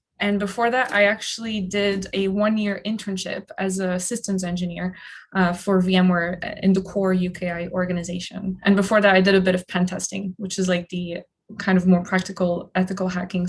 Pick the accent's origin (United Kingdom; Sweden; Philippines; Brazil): United Kingdom; born there; So I grew up, I was actually born in the UK.